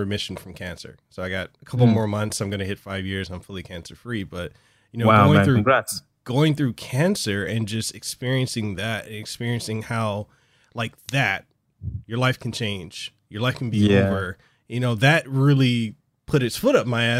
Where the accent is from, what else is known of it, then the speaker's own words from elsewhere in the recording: Hawaii, United States; I'm a guy from Hawaii that literally started from nothing